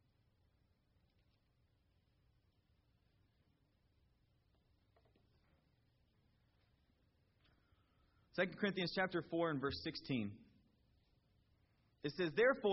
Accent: Georgia, United States; now in California, United States; I'm from Georgia

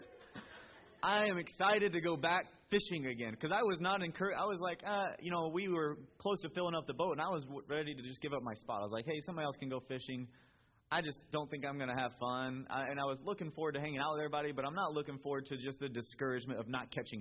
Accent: Georgia, United States; now in California, United States; I'm from Georgia

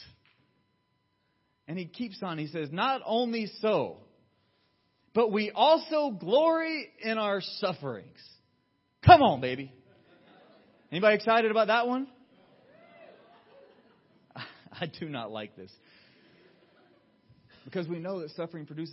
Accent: Georgia, United States; now in California, United States; Where I grew up in Georgia, we'd have thunderstorms all the time

